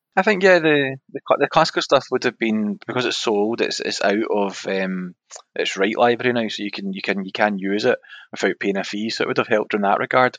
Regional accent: Scotland, United Kingdom; we're from Scotland

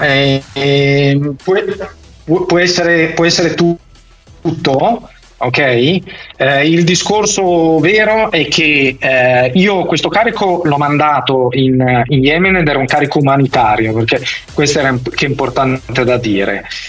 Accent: Milan, Lombardy, Italy; essendo milanese

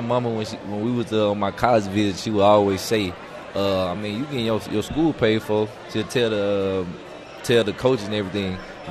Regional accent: Horn Lake, Mississippi, United States; I mean, I'm from Horn Lake, Mississippi. My school, we didn't have too many guys or any guys going big power 5 D1.

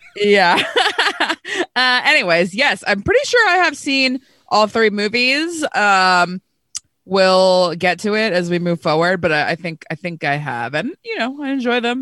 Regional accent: Placentia, California, United States; I grew up in Placentia, which is a stone's throw from Anaheim

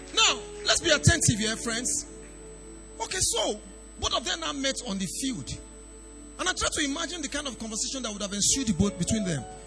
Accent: Idore, Ondo, Nigeria; I'm from Idore, Ondo State, very far place.

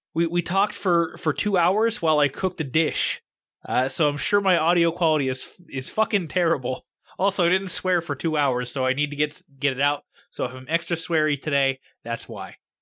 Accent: Pittsburgh, Pennsylvania, United States; moved away; I'm from Pittsburgh

